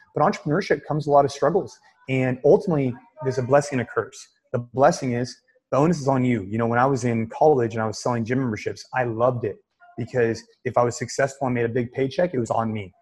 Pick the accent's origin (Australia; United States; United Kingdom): United States; Bay Area, Northern California; NorCal which is where I'm from. I grew up in the Bay Area